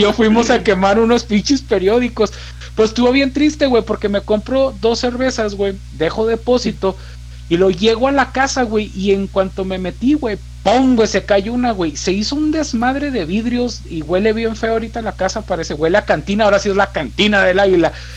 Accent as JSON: {"language": "Spanish", "country": "Mexico", "tie": "born or raised there", "said": "se llamaba Héroes de la Revolución"}